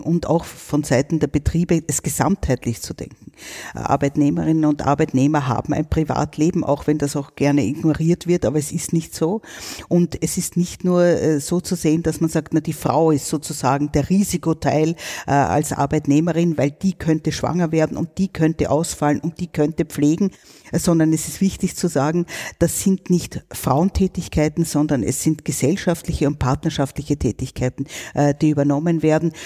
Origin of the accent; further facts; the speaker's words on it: Austria; bei uns in Österreich